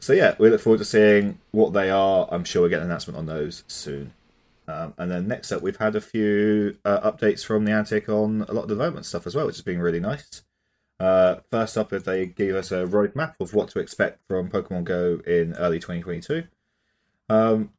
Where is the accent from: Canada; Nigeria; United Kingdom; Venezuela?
United Kingdom; I mean, I'm British. That's basically part of my identity.